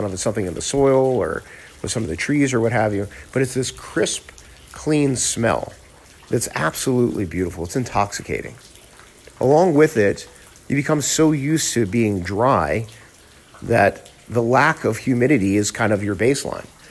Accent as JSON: {"language": "English", "town": "Miami", "region": "Florida", "country": "United States", "tie": "born or raised there", "moved": "as an adult", "lives_now": "Phoenix, United States", "said": "I grew up in South Florida, in Miami"}